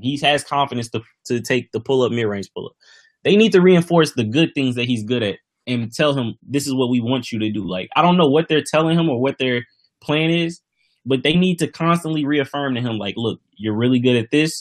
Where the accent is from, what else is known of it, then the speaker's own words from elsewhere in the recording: St. Louis, Missouri, United States; I'm from St. Louis